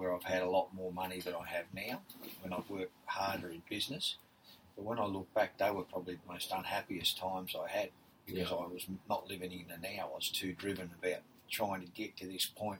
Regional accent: Victoria, Australia; moved away as an adult; I moved to Perth, Central Coast, when I was from Victoria in the Army

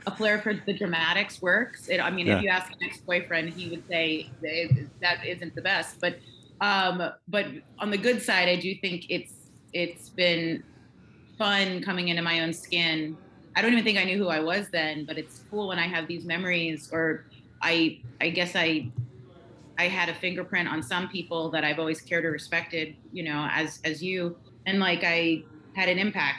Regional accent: Raleigh, North Carolina, United States; also born or lived in Staten Island, New York; when I moved to North Carolina from New York, looking back, my mother, I think, was dealing with that big move from Staten Island to Raleigh, North Carolina.

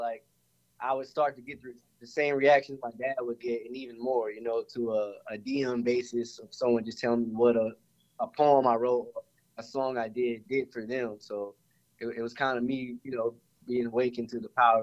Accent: Clinton, North Carolina, United States; moved away as an adult; now in Atlanta, United States; So originally from Clinton, North Carolina, there ain't really much if anyone's ever been out there. It's basically farmlands

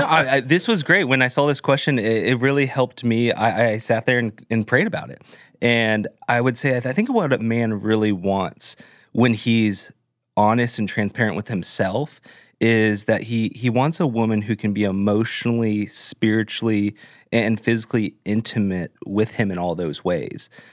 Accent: Orange County, California, United States; moved away as an adult; now in Nashville, United States; I grew up in Orange County

